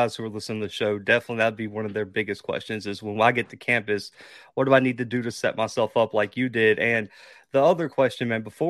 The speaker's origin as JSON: {"language": "English", "region": "Alabama", "country": "United States", "said": "I'm from Alabama as well"}